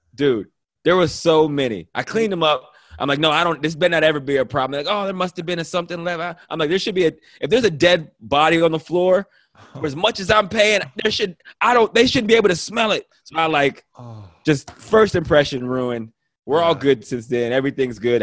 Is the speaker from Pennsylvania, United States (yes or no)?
yes; Pennsylvania, United States; moved away as an adult; also born or lived in Ohio; now in Los Angeles, United States; I am from Pennsylvania, but I went to school in Ohio at Toledo